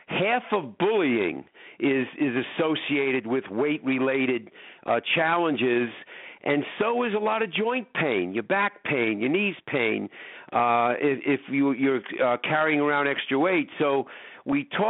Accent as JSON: {"language": "English", "area": "Long Island", "region": "New York", "country": "United States", "tie": "born or raised there", "moved": "yes", "lives_now": "Chicago, United States", "said": "I grew up in New York on Long Island"}